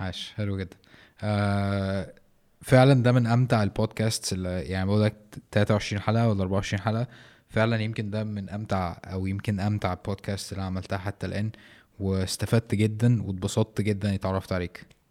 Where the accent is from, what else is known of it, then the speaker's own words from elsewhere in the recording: Egypt; في مصر